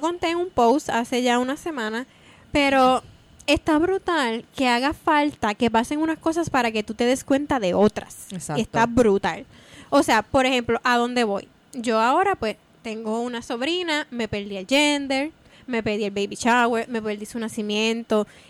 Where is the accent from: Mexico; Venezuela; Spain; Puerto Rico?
Puerto Rico; moved away as an adult; salí de Puerto Rico